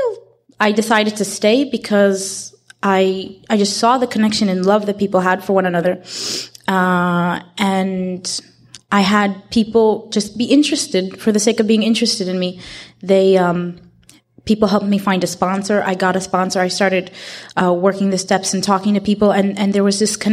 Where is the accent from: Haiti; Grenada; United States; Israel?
Israel; I'm from Israel